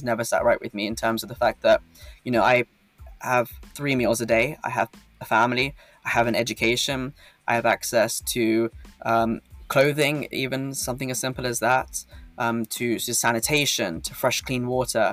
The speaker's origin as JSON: {"language": "English", "country": "United Kingdom", "tie": "born or raised there", "said": "As a man born in the UK, you know, having the UK nationality"}